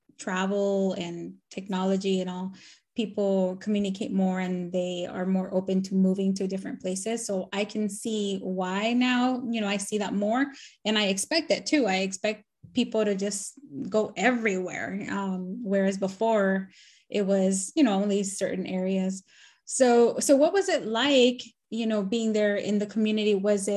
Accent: Nicaragua; now in United States; Because I'm from Nicaragua, so, and I like the heat, so I'm like, why? And now I'm living in the cold, and I'm in Maryland now.

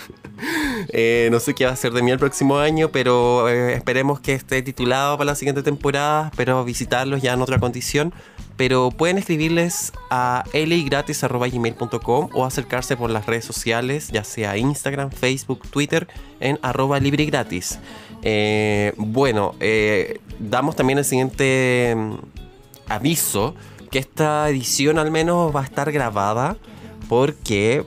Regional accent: Santiago, Santiago Metropolitan Region, Chile; yo siendo santiaguina toda mi vida

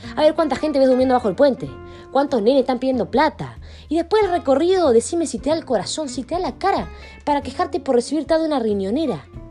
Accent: Argentina; estamos viviendo como argentino

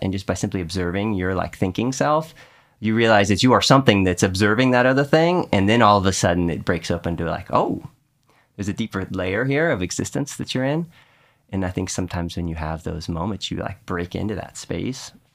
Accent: Houston, Texas, United States; where I grew up in Texas with the, the way the rainstorms would come through in Houston

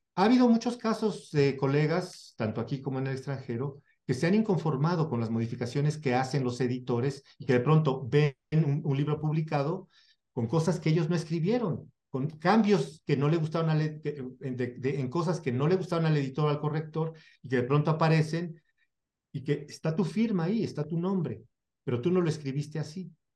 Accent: Mexico; Yo traduzco como mexicano

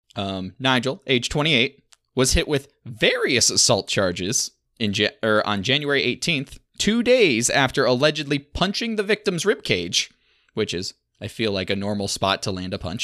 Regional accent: Michigan, United States; I'm from Michigan

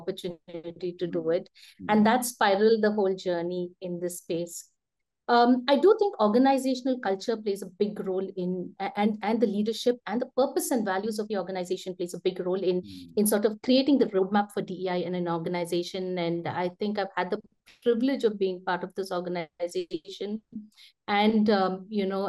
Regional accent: India; growing up in India in the 80s and 90s

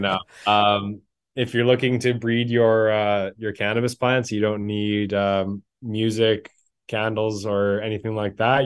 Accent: Manitoba, Canada; I'm born and raised in Manitoba here

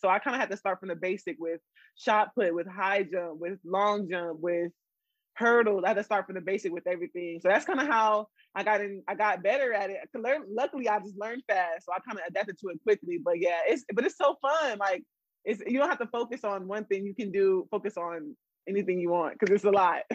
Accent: San Antonio, Texas, United States; also born or lived in Florida; I'm born and raised in San Antonio.

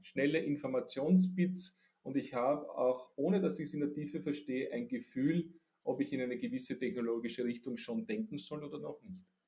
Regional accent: Austria; Ich bin ein Österreicher und ein Europäer

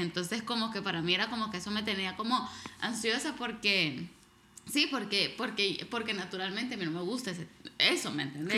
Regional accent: El Salvador; moved away; crecí en El Salvador

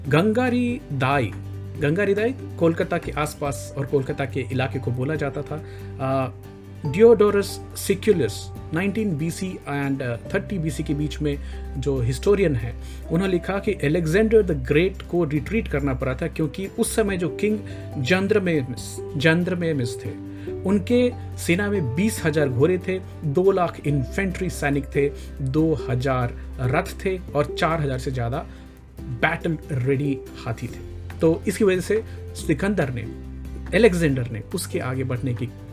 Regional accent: village near Pusa Road, Bihar, India; हमारे गांव का जो रेलवे स्टेशन है पूसा रोड उसका नाम चेंज करके अभी खुदीराम बोस रेलवे स्टेशन किया गया है

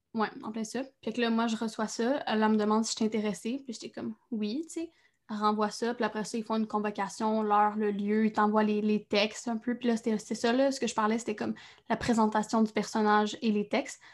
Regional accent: Trois-Rivières, Quebec, Canada; je viens de Trois-Rivières

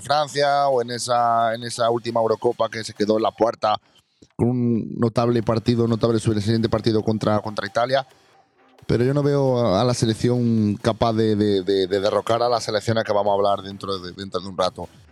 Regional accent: Jaén, Andalusia, Spain; mi pueblo y a mi ciudad

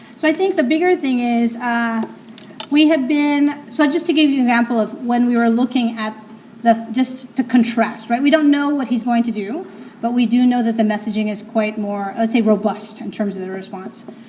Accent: New York City, New York, United States; I'm from New York City

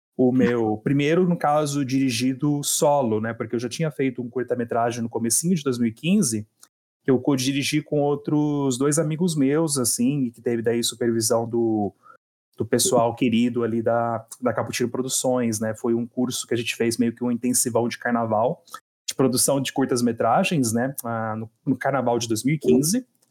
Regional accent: Hortolândia, São Paulo, Brazil; also born or lived in Campinas; Eu tenho morado em Hortolândia há mais de 20 anos já, né? Então. Nasci em Campinas

